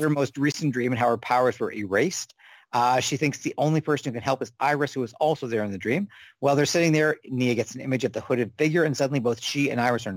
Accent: Canada; speaking as a Canadian

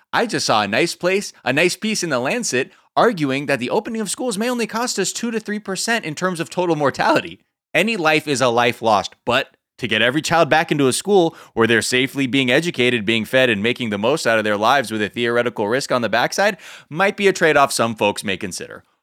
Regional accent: Los Angeles, California, United States; growing up in Los Angeles

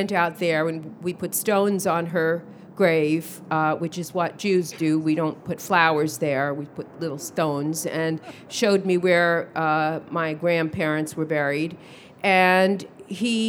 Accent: New York City, New York, United States; I grew up in Brooklyn.

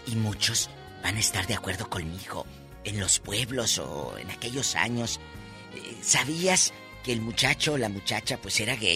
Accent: Matamoros, Tamaulipas, Mexico; En mi tierra, eh, Matamoros, Tamaulipas, decimos de tata, pan de lo Juan Macho.

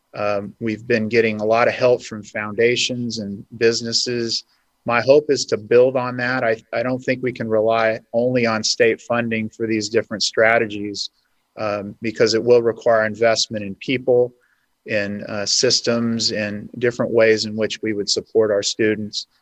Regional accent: Hanford, California, United States; eventually settled in my hometown of Hanford

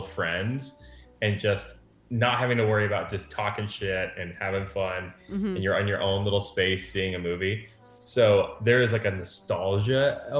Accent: Florida, United States; I'm from Central Florida.

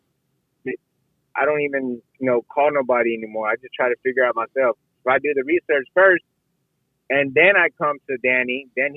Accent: San Antonio, Texas, United States; moved away as an adult; now in Tampa, United States; San Antonio, Texas, which is my hometown

